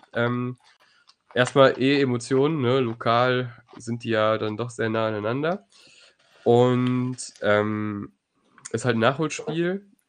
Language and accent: German; Neuss, North Rhine-Westphalia, Germany; meine Heimatstadt Neuss